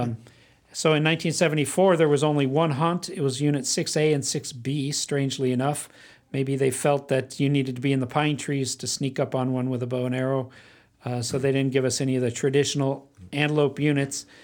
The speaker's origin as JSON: {"language": "English", "town": "Phoenix", "region": "Arizona", "country": "United States", "tie": "born or raised there", "said": "I grew up in Phoenix. I was born in Phoenix"}